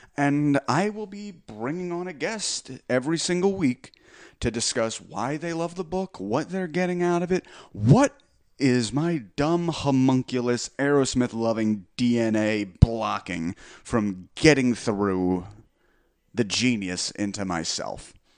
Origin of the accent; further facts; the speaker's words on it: Belmar, New Jersey, United States; my hometown, Belmar, New Jersey